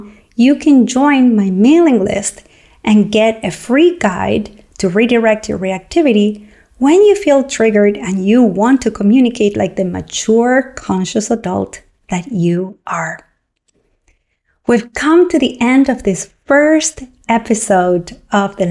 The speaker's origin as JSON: {"language": "English", "country": "Argentina", "tie": "born or raised there", "moved": "yes", "said": "When I grew up in Argentina, I grew up with a father who loved to cook"}